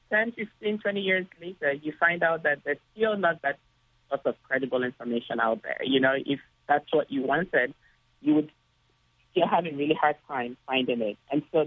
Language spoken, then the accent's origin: English; Nigeria; moved away; When I was young growing up in Nigeria